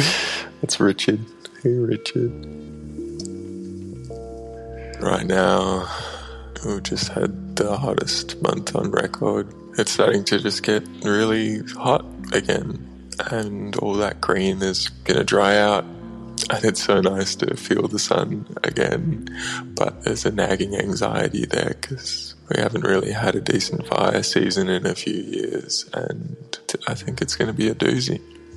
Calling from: Australia; I'm calling from Australia.

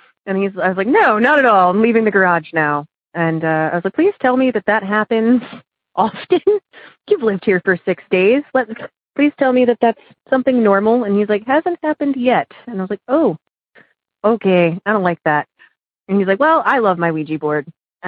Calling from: Oberlin, Ohio, United States; I'm calling from Oberlin, Ohio.

